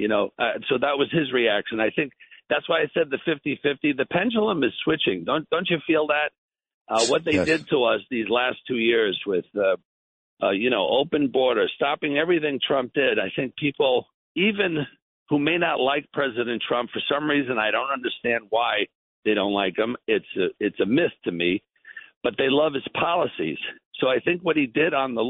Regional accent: New York, United States; I'm from New York. I'm a New York boy, you know, homegrown.

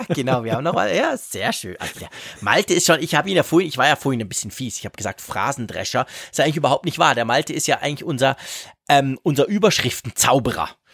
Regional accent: Switzerland; bei uns in der Schweiz

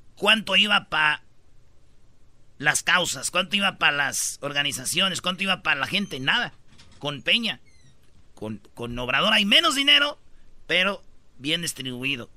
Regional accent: Jiquilpan, Michoacán, Mexico; moved away; en Jiquilpan, Michoacán, de donde yo soy

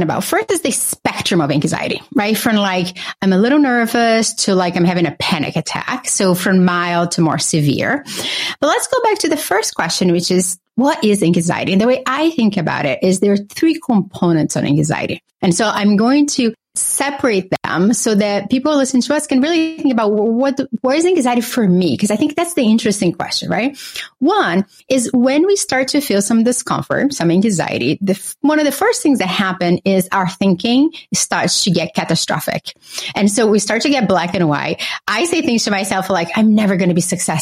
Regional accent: Brazil; now in Boston, United States; I grew up in Brazil with a single mother

